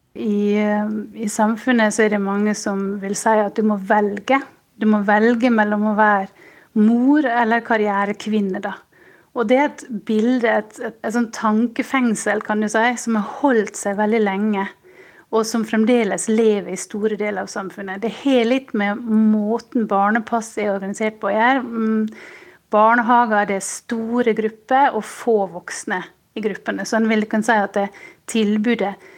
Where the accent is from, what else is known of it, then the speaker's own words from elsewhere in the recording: Sjøholt, Møre og Romsdal, Norway; now in Munich, Germany; Jeg kommer fra Sjøholt på Sunnmøre